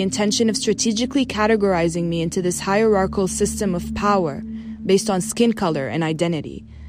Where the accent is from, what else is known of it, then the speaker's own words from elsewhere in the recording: Dubai, United Arab Emirates; moved away as an adult; now in United States; although I'm originally Palestinian, I almost always settle with, I was born and raised in Dubai. A part of me was afraid of saying Palestine. As a Muslim Arab in a post-9/11 world